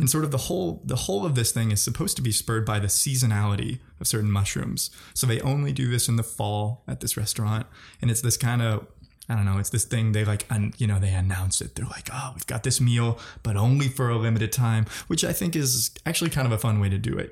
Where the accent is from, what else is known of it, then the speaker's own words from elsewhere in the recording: Missouri, United States; I'm from Missouri